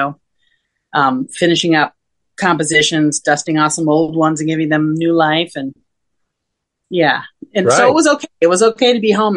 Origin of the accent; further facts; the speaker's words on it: Rochester, New York, United States; now in New York City, United States; I was born and raised in Rochester, New York, which is northwestern New York State